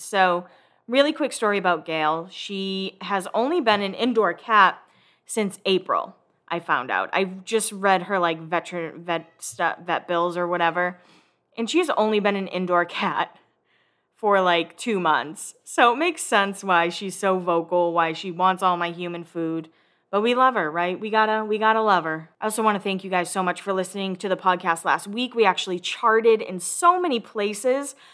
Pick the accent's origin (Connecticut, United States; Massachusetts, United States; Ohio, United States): Massachusetts, United States; moved away as an adult; now in Nashville, United States; I am originally from Massachusetts. I currently live in Nashville